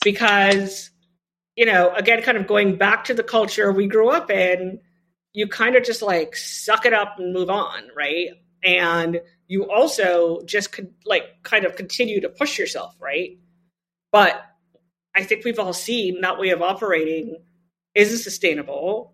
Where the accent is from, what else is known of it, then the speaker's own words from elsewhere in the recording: Trinidad & Tobago; moved away; I grew up with two parents who were health equity pioneers in my home country of Trinidad and Tobago